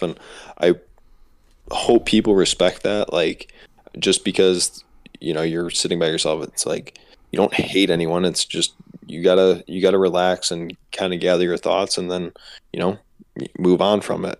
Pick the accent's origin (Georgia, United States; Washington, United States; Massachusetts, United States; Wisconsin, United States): Wisconsin, United States; Lake Geneva; my hometown race this year at Lake Geneva